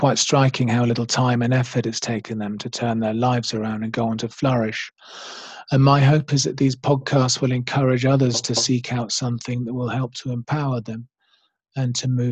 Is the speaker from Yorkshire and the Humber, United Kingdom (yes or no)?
no; Oxfordshire, South East England, United Kingdom; moved away; also born or lived in London / Australia / New Zealand / Kenya; I'm from England, originally from a small village in Oxfordshire, but I've spent many years in London